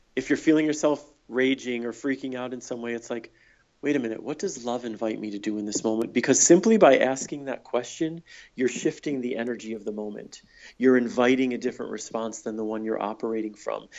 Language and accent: English; Michigan, United States; moved away as an adult; also born or lived in San Francisco; I moved from Michigan, where I grew up and went to college, to San Francisco